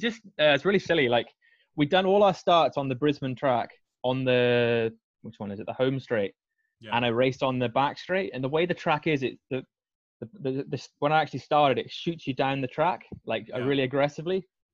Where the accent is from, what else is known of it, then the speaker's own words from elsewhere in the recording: Scotland, United Kingdom; I am Scottish, despite my accent.